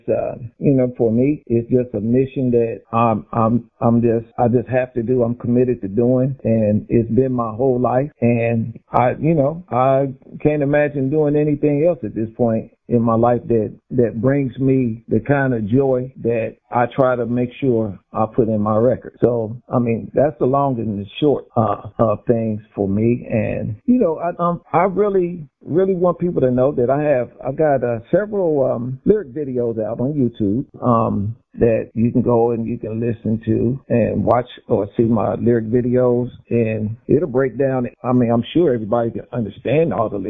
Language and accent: English; Dayton, Ohio, United States; I'm from Dayton, Ohio